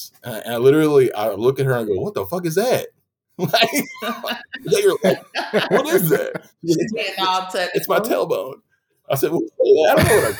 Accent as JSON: {"language": "English", "region": "Northeast Texas", "country": "United States", "said": "I'm from Northeast Texas, too"}